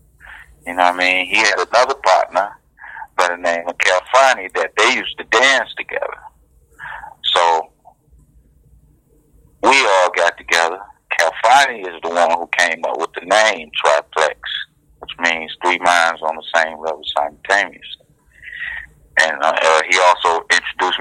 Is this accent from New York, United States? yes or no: no; Detroit, Michigan, United States; We grew up in Paul Robeson, Diggs, down there by the Brewster Projects.